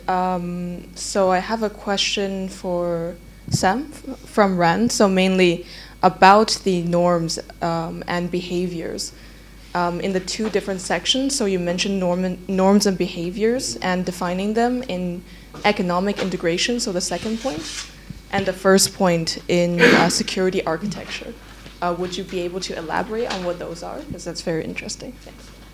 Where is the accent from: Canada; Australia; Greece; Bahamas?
Canada; now in Paris, France; I'm from Canada, first year master's student at Sciences Po studying security